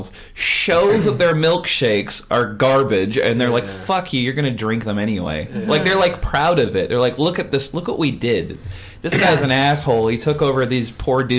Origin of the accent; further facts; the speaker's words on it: Vancouver, British Columbia, Canada; I'm from Vancouver